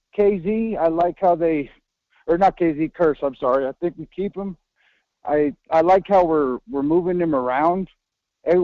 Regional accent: Utah, United States; I'm from Utah.

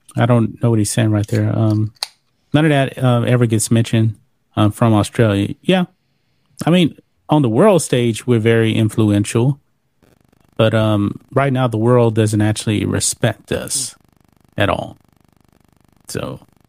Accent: Texas, United States; I am Texas Proud, too. Born and raised in the great state of Texas

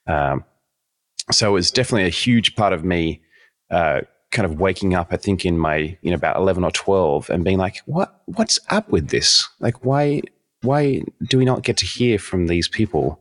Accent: Sydney, New South Wales, Australia; moved away as an adult; now in United States; I was raised in Sydney, Australia

